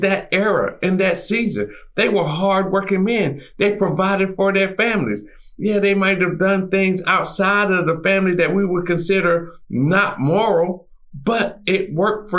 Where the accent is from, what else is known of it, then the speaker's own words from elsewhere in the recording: North Carolina, United States; I'm originally from North Carolina, and the farm that I was raised on